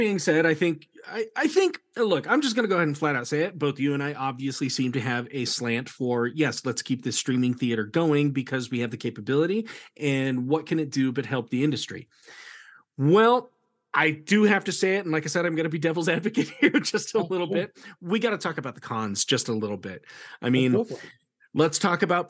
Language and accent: English; Sheridan, Wyoming, United States; I'm from Sheridan, Wyoming